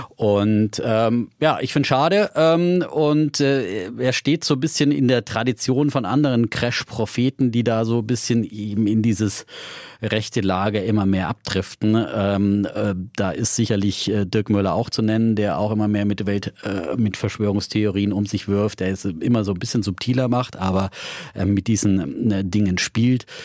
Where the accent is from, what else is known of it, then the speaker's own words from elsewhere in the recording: Franconia, Germany; Ich bin ein solider, fränkischer, sparsamer Mensch